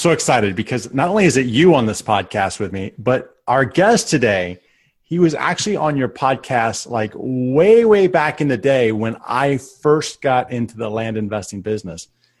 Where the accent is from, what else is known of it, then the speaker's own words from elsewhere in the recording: Tampa, Florida, United States; moved away as an adult; also born or lived in Fort Myers; I had just moved to Fort Myers and he lived in my hometown, basically in the Tampa area.